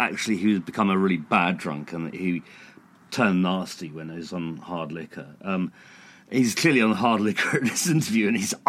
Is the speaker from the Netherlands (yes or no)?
no; England, United Kingdom; as us English say